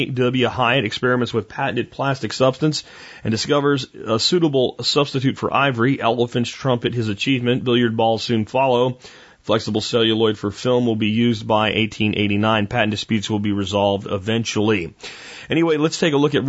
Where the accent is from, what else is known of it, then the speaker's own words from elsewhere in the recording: United States; also born or lived in Florida / Pennsylvania; I grew up in the Florida swamps and the Pennsylvania woods.